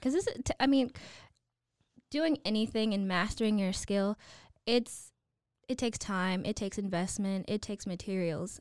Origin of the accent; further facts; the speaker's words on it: Waco, Texas, United States; also born or lived in Chicago / Baton Rouge; we moved here when I was five and did all my schooling in Waco I S D